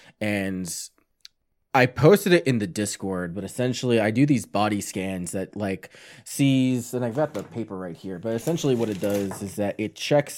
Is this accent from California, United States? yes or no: no; New York, United States; I'm from New York, man. Pizza and bagels, yeah, and all that shit.